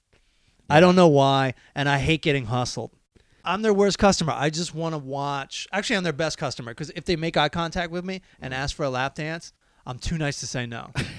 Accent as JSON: {"language": "English", "region": "Southern Maryland", "country": "United States", "tie": "born or raised there", "said": "There was a place where I grew up in Southern Maryland"}